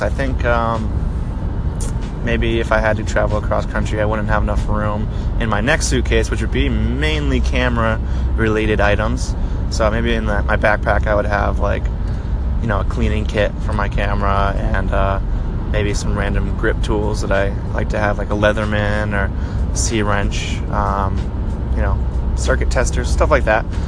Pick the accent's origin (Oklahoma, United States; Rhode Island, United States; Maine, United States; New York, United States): Maine, United States; Portland; I'm from Portland, Maine